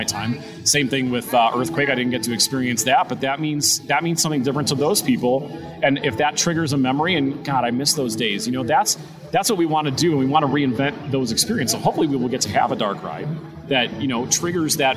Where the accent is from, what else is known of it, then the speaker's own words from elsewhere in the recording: Wisconsin, United States; moved away as an adult; now in Ohio, United States; I'm not from here. I'm from Wisconsin